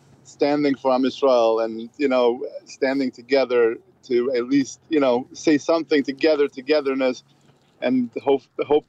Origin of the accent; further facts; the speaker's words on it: Iran; moved away; I came from Iran